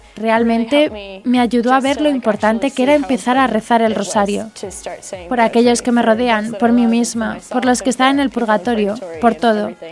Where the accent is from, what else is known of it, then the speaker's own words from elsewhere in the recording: Arizona, United States; soy de Arizona